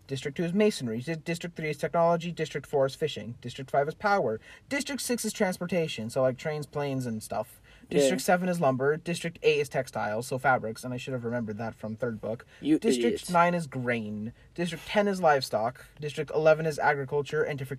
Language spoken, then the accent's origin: English; Las Vegas, Nevada, United States; I was born and raised in Vegas.